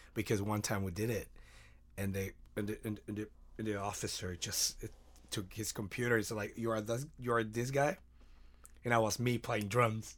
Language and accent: English; Mexico; moved away; I, I'm from Mexico